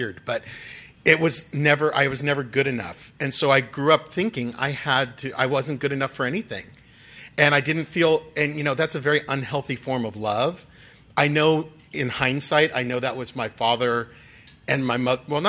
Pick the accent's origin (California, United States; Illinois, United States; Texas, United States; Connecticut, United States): California, United States; Dublin; moved away as an adult; now in Los Angeles, United States; I grew up in Dublin, just down the road here, a few hours away. And so I'm a Northern California person at heart.